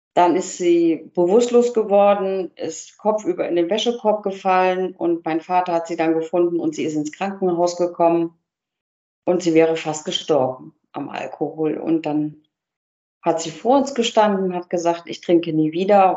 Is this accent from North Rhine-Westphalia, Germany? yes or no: yes; Cologne, North Rhine-Westphalia, Germany; Ich bin, bin Kölnerin